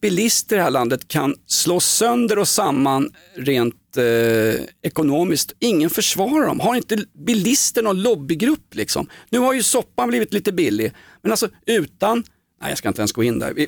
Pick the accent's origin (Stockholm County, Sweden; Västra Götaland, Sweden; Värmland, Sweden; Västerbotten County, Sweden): Stockholm County, Sweden; Stockholm; Vi var AIK och vi var från Stockholm